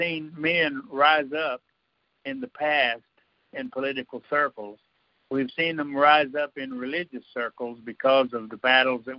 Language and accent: English; United States; I was born and raised in a country like this